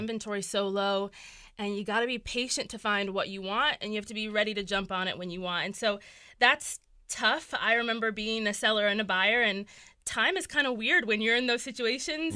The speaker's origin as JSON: {"language": "English", "town": "Lynchburg", "region": "Virginia", "country": "United States", "tie": "born or raised there", "also_born_or_lived": "Florida", "moved": "as an adult", "said": "I was born and raised here."}